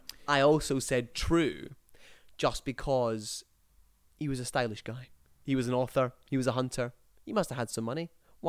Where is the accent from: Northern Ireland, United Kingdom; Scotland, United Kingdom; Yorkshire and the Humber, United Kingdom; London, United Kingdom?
Scotland, United Kingdom; Despite me being Scottish.